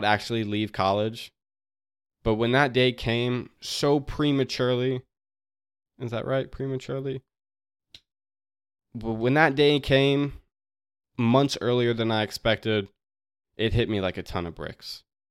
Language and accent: English; West Virginia, United States; Like, we're from West Virginia.